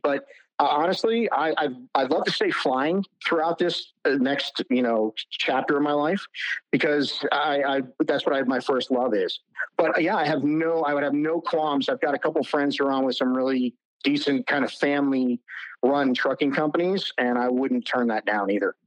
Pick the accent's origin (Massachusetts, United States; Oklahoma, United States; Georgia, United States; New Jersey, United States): New Jersey, United States; moved away; I'm from New Jersey originally